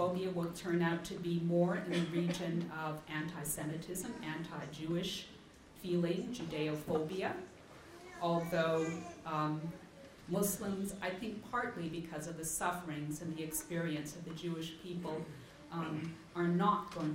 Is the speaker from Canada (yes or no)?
yes; Canada; in my own country, Canada